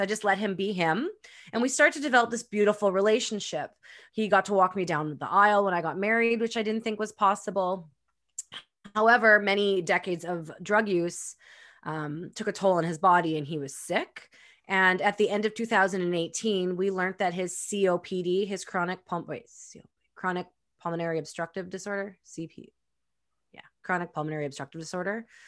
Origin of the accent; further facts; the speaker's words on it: Winnipeg, Manitoba, Canada; now in Pemberton, Canada; I was born and raised in Winnipeg, Manitoba